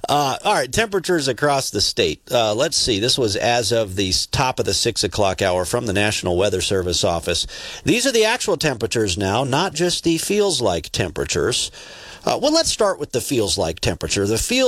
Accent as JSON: {"language": "English", "region": "northeast Montana", "country": "United States", "tie": "born or raised there", "said": "for those of us who grew up in the Lutheran church, you know, up there in northeast Montana, growing up in the Lutheran church"}